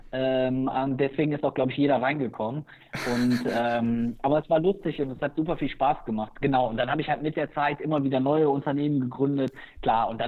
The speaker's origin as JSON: {"language": "German", "country": "Germany", "tie": "born or raised there", "said": "ich habe in den Niederlanden studiert, ich bin hier direkt an der Grenze zu den Niederlanden aufgewachsen"}